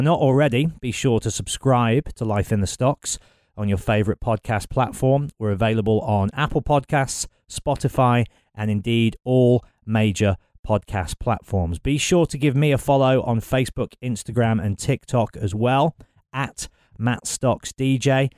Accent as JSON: {"language": "English", "town": "Birmingham", "region": "West Midlands", "country": "United Kingdom", "tie": "born or raised there", "said": "I'm from Birmingham, born and raised."}